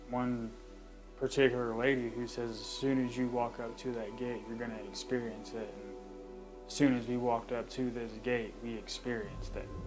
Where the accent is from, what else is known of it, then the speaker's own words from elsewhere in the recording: Pampa, Texas, United States; I grew up in Pampa, and I've seen that gate sitting down there all, you know, for the last 28, 29 years.